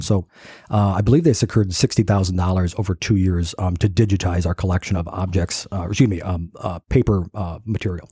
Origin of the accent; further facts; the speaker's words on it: Kansas, United States; moved away as an adult; I'm fresh from Kansas.